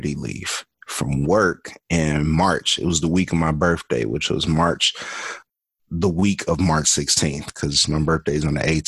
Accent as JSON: {"language": "English", "town": "Birmingham", "region": "Alabama", "country": "United States", "tie": "born or raised there", "said": "I am originally from Birmingham, Alabama, born and raised. I grew up there"}